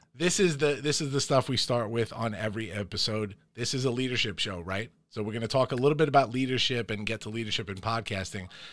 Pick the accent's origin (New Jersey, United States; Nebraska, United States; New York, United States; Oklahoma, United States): New York, United States; Farmingdale; we all grew up here in the Dale, here in Farmingdale, New York, in the heart of Long Island.